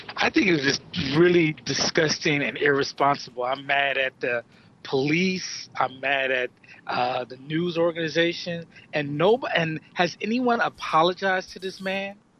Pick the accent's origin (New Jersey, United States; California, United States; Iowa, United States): California, United States; Los Angeles; growing up in South South Central